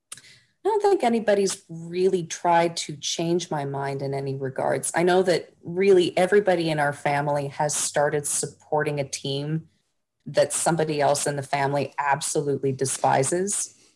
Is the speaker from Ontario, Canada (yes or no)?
yes; Toronto, Ontario, Canada; growing up in Toronto